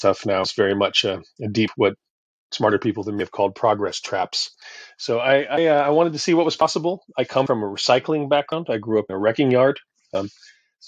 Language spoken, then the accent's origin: English; Oregon, United States; moved away as an adult; now in Costa Rica; I come from Oregon. I come from a place where, as I grew up in the 70s and 80s, I felt surrounded by nature